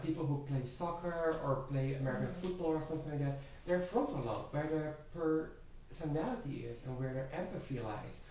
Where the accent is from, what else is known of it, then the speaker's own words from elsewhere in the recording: Netherlands; moved away; I have attachment to my home country, Holland. I remember the streets there very fondly